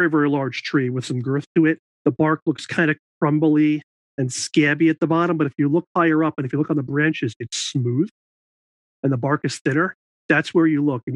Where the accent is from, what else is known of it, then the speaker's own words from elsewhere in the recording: New York, United States; I grew up in New York, and I went to college at SUNY New Paltz